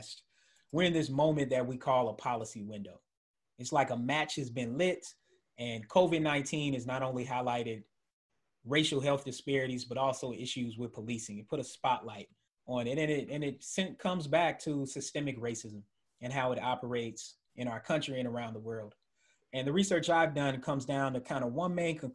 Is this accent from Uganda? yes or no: no; Georgia, United States; moved away as an adult; also born or lived in Tennessee / Indiana; now in Maryland, United States; as a Southerner being from Tennessee that grew up in Georgia, went to grad school in Indiana